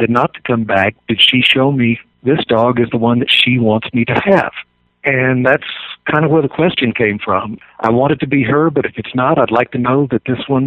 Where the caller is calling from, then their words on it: Monument, Colorado, United States; Monument, Colorado.